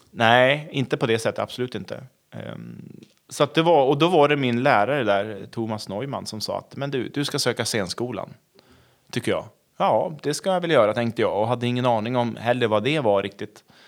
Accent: Köpmanholmen, Västernorrland County, Sweden; moved away; Jag är från Köpanholmen utanför Övik

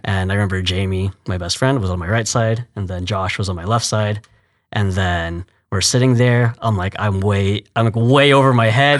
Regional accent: Fort Worth, Texas, United States; moved away as an adult; also born or lived in New Jersey; now in Houston, United States; from Fort Worth. Well, I was born in New Jersey, but basically a Texan. I moved to Fort Worth when I was three.

